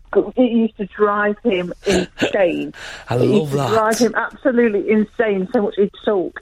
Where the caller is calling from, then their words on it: Derby, East Midlands, United Kingdom; I'm ringing in from Derby.